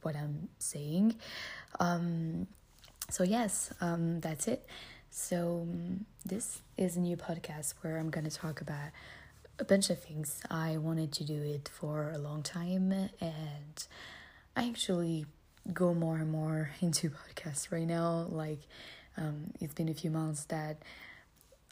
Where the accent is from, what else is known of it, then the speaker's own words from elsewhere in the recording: France; English is a second language; I'm French